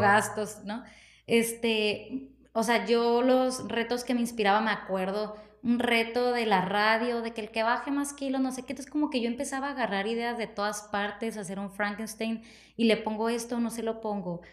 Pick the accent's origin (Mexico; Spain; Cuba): Mexico; Ciudad Obregón, Sonora; also born or lived in Mexico City; yo quería regresar a mi pueblo. y regreso en el dos mil dieciocho